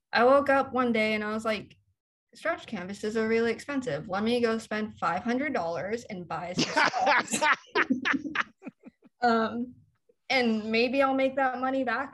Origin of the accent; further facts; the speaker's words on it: Los Angeles, California, United States; I'm from I'm from LA. I, I live probably you know three miles away from where I grew up